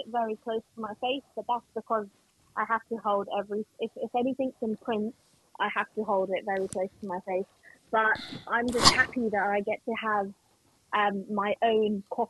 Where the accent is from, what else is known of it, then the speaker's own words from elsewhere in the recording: Pakistan; you can tell that I'm blind, and like, you know, that I'm Pakistani and that I'm a female